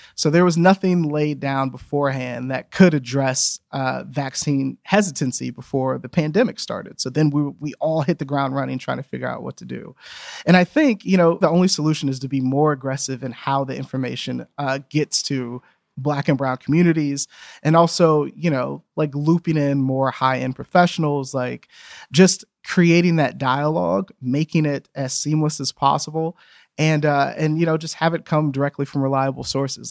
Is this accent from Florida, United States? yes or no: no; Louisiana, United States; moved away; I grew up in Louisiana